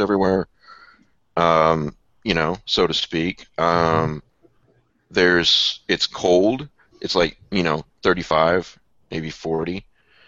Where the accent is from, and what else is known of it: Iowa, United States; also born or lived in Fort Worth, Texas; now in Texas, United States